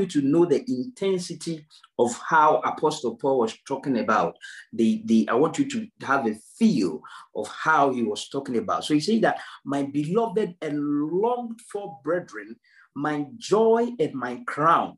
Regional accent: Ghana; now in United Kingdom; If you look at me, Ghanaian, it doesn't matter how I try to preach a British accent, it will not work

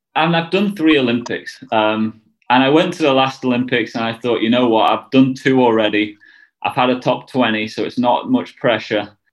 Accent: United Kingdom; we're all British

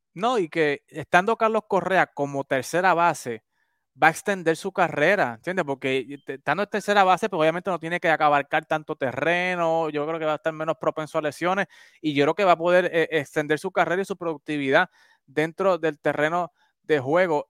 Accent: Puerto Rico; Yo soy de Macao

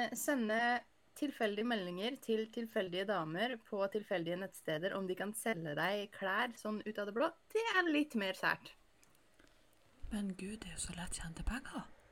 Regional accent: Northern Norway, Norway; jeg er nordlending med munndiaré

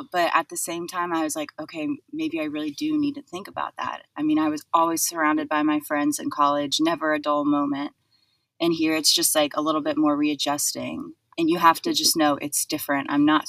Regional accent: Knoxville, Tennessee, United States; moved away as an adult; also born or lived in Tuscaloosa, Alabama; now in Louisville, United States; I'm originally from Knoxville, Tennessee. I graduated high school 2016. I went to Alabama for undergrad

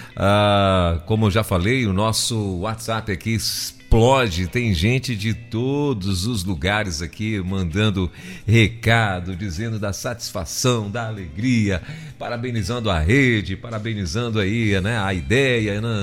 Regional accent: Brazil; eu nasci no, no Brasil

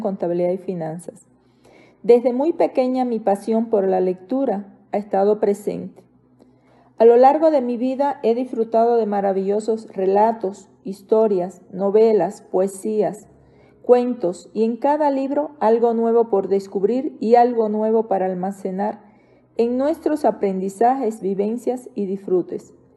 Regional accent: Cuba; moved away as an adult; now in Mexico; Mi país natal, Cuba. Viviendo en México ya 18 años

